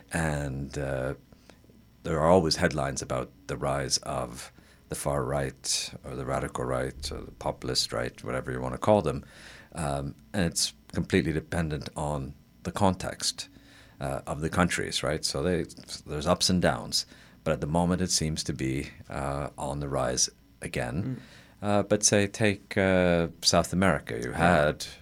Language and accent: English; Toronto, Ontario, Canada; moved away as an adult; also born or lived in United Kingdom / Estonia; I was born in Toronto and actually I went to U of T as a student